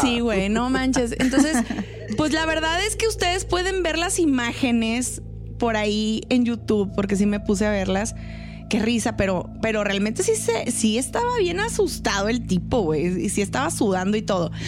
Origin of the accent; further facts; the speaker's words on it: northern Mexico, Mexico; Somos entes norteños